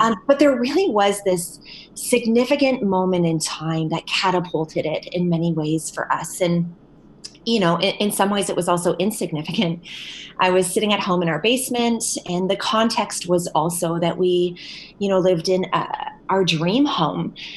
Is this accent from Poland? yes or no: no; St. Catharines, Ontario, Canada; now in London, Canada; I was uh, born and raised in St. Catharines, Ontario, but uh, recently relocated to London, Ontario